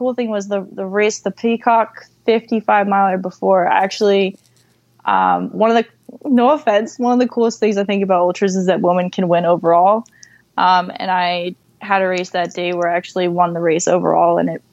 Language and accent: English; Vermont, United States; We're both from Vermont